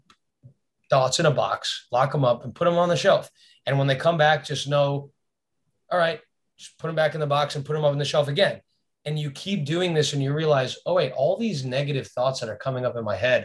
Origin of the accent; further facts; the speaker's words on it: South Florida, United States; where we grew up in South Florida